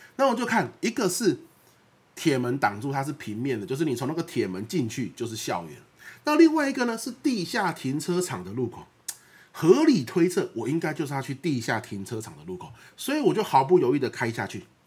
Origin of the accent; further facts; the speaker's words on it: Xinpi, Pingtung County, Taiwan; moved away; 屏东是我的故乡